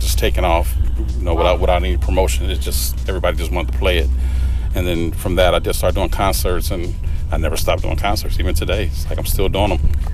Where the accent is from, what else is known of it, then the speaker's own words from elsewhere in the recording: Los Angeles, California, United States; growing up in South Central Los Angeles